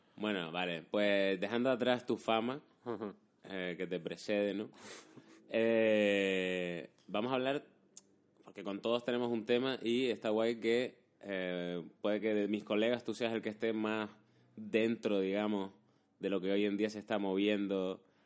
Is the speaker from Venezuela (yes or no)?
no; Canary Islands, Spain; accent: Canarian; en Canarias se sabe que somos más rápidos.